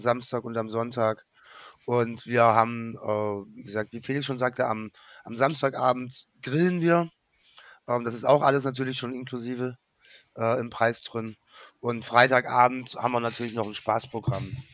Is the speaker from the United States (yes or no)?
no; Germany; als Deutscher